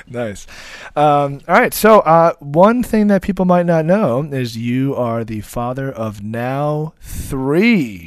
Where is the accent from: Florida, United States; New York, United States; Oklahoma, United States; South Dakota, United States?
New York, United States; Long Island; us Long Islanders